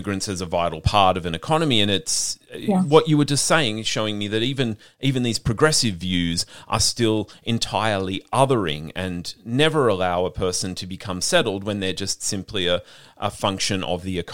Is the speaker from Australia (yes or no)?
yes; Australia; as white Australians